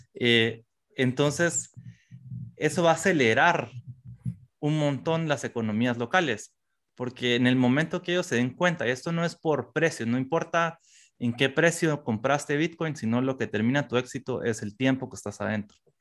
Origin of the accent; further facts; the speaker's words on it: Guatemala; como guatemaltecos específicamente, como centroamericanos